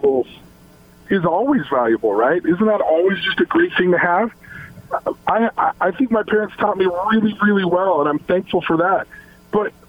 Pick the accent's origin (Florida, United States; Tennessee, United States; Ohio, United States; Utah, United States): Utah, United States; Logan; also born or lived in Salt Lake City, Utah; I came from Logan, Utah, till I lived there till I was 14, and then in Salt Lake from the age of 15 to 18